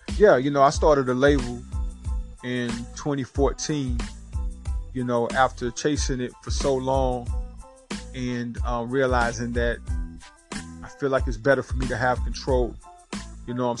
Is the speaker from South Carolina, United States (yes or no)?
yes; Rock Hill, South Carolina, United States; I'm born and raised right here in Rock Hill, South Carolina